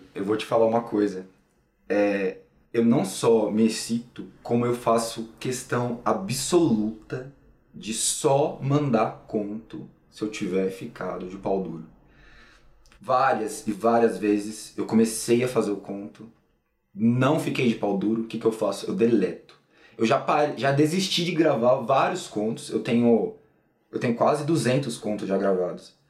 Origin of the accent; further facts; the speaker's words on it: São Paulo, Brazil; eu nasci em São Paulo, sempre morei aqui em São Paulo e atualmente continuo morando em São Paulo